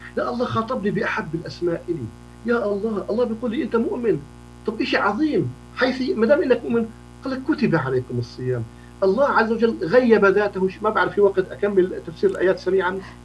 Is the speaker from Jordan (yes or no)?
yes; Jordan; عندنا في الأردن